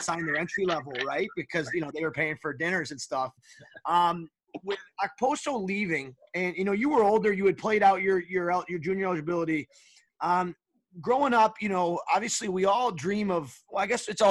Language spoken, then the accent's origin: English; United States; also born or lived in Windsor; growing up as an American kid